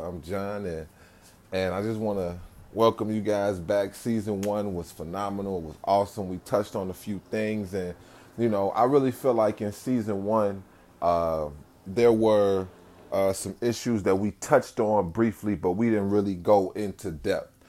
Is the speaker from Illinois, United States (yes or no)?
yes; Chicago, Illinois, United States; I'm from Chicago